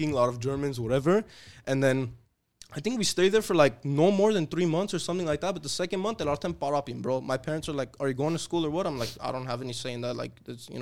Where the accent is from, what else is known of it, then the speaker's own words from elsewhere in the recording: Tehran, Tehran Province, Iran; now in United States; I wasn't born here. I was born I was born in Tehran